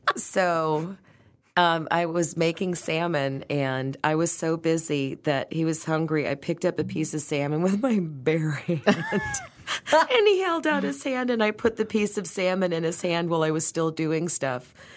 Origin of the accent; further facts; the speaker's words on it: Detroit, Michigan, United States; growing up in Detroit